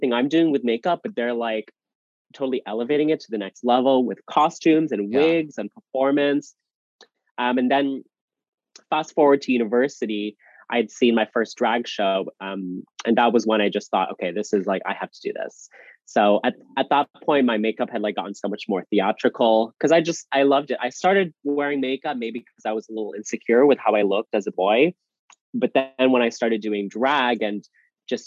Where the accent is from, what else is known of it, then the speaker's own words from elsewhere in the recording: Canada; Here in my hometown, we have a bar